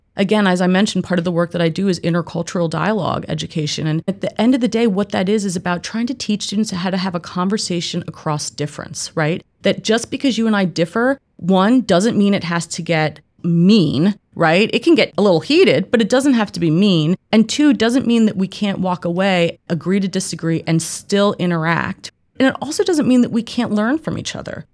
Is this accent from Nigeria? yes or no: no; East Coast, United States; moved away as an adult; also born or lived in Northeast / Mid Atlantic / Midwest; I'm originally from the East Coast.